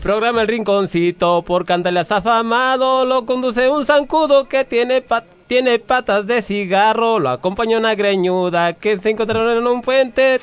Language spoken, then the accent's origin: Spanish; Santa ..., Michoacán, Mexico; mi pueblo hermoso Santa Michoacán